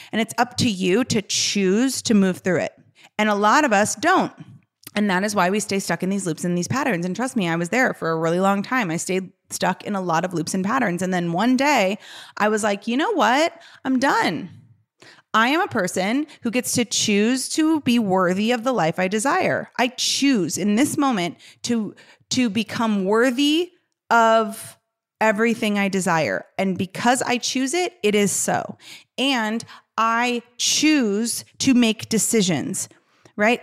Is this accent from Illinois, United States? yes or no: yes; Chicago, Illinois, United States; I'm from Chicago.